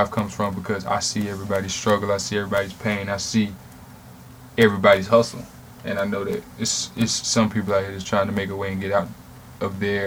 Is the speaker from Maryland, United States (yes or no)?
no; Charlotte, North Carolina, United States; I'm from Charlotte